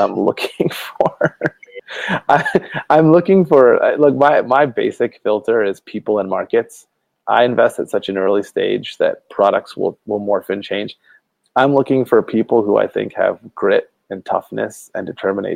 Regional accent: outside of Detroit, Michigan, United States; moved away as an adult; now in Northern California, United States; I was born in outside of Detroit, Michigan

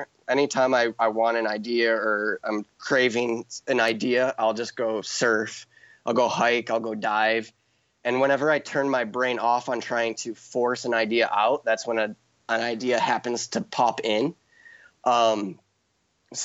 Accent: Chicago, Illinois, United States; now in Hawaii, United States; I'm from Chicago

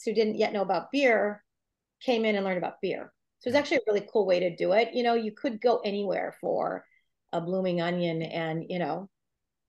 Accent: Green Bay, Wisconsin, United States; moved away as an adult; also born or lived in San Francisco; Bill and I are from Green Bay originally, but we'd been living in San Francisco a couple of years.

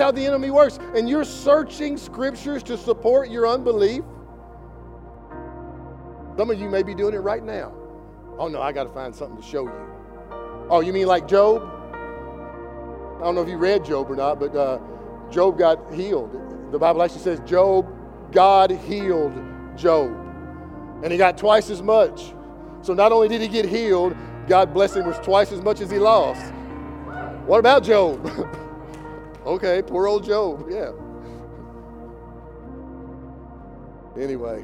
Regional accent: Kentucky, United States; I'm from Kentucky

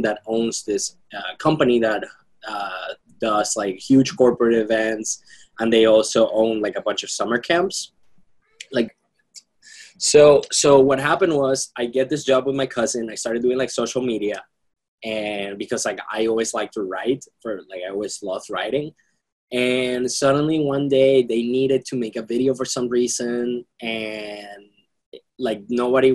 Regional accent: Venezuela; also born or lived in Austin, Texas; now in Boston, United States; growing up in Venezuela was... it was a weird experience in a way because it was amazing for many reasons.

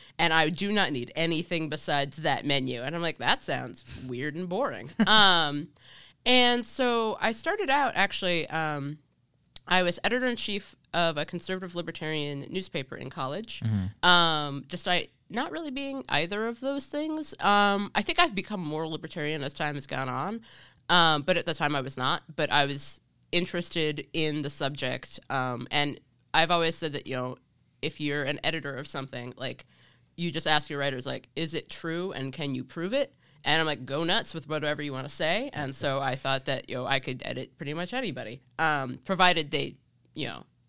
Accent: Cincinnati, Ohio, United States; But I grew up in Cincinnati, and so, you know, very Republican state, especially at that time.

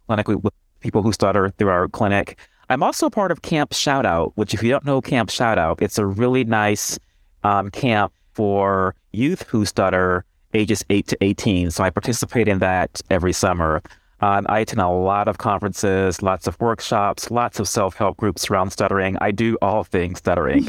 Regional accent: Houston, Texas, United States; moved away as an adult; also born or lived in Ohio / Michigan; now in Detroit, United States; I'm originally from Houston, Texas

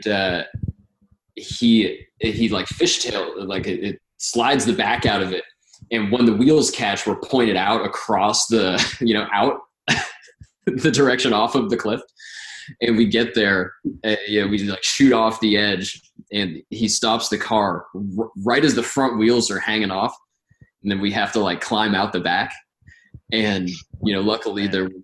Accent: Sandy Hook, Connecticut, United States; moved away; I was born in Sandy Hook, but I wasn't there when it happened

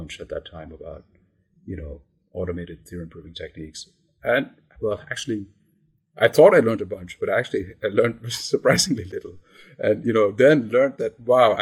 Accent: India; moved away as an adult; also born or lived in Massachusetts, United States; I grew up in India, and I came to the US as an undergrad

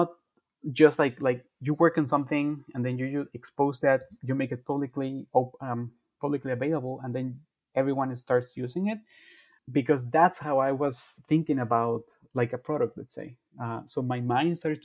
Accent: Guatemala; I'm from Guatemala

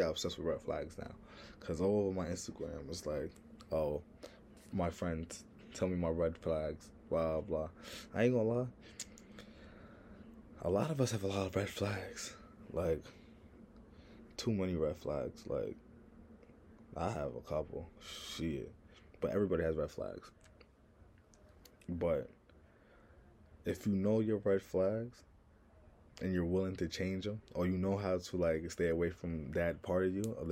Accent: New York, United States; accent: New York; I'm from New York

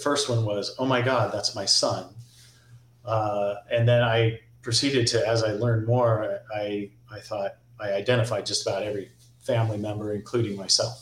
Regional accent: Encinitas, California, United States; I grew up in Encinitas

